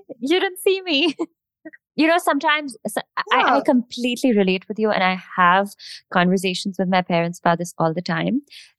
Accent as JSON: {"language": "English", "country": "India", "accent": "mix of Indian and American/British", "second_language": "English", "said": "So like my accent has kind of neutralized. I'm like a mix of Indian and whatever American British songs I've heard."}